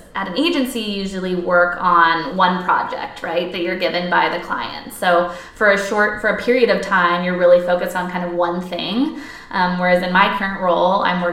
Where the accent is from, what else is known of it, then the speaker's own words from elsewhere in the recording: Portland, Oregon, United States; I'm from Portland, Oregon, grew up with it in my backyard